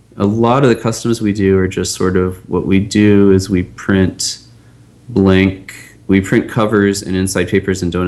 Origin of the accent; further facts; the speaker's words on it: Pittsburgh, Pennsylvania, United States; I'm from Pittsburgh, and I was, you know, a Pirates fan growing up